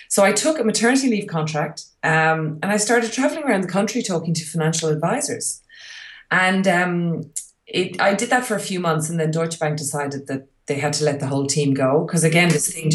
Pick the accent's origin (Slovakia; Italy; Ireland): Ireland; moved away; move back to Europe, where I'm obviously from. I'm Irish and my husband is Hungarian.